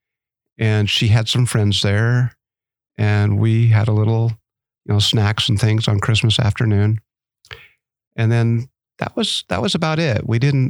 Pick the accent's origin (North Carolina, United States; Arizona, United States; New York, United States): Arizona, United States; Growing up in Arizona